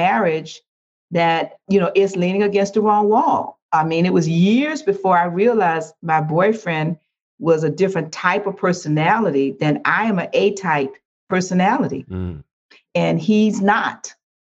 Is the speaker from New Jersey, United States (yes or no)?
no; Riviera Beach, Florida, United States; moved away as an adult; now in Riviera Beach, United States; I'm from Riviera Beach, a city that's a beautiful city